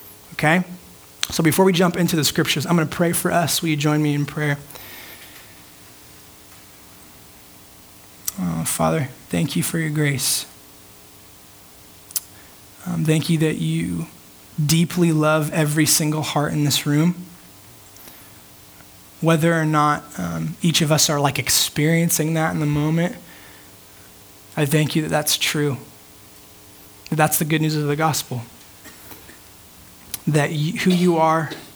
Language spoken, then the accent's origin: English; United States; amounts of freedom that I'm used to as an American.